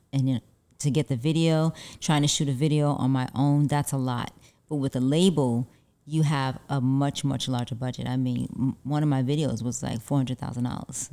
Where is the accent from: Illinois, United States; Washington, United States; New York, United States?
New York, United States; New York City; also born or lived in Harlem, New York; now in Los Angeles, United States; I'm originally from, uh, Brooklyn, New York, but I was born in Harlem, but raised in Brooklyn